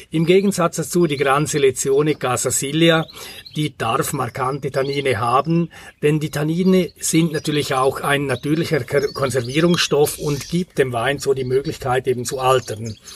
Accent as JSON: {"language": "German", "region": "Grisons", "country": "Switzerland", "tie": "born or raised there", "said": "ich stamme aus der Bündner Herrschaft, aus einer kleinen Weingegend in Graubünden. Und da bin ich mit Pinot Noir, mit Spätburgunder groß geworden."}